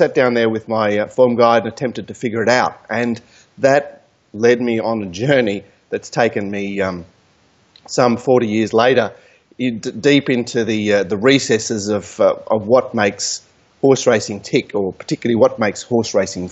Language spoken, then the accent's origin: English; Australia